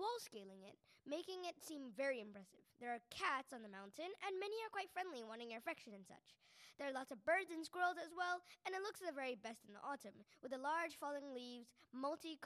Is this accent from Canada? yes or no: no; South Korea; now in Malaysia; I am from Korea. But I live in Malaysia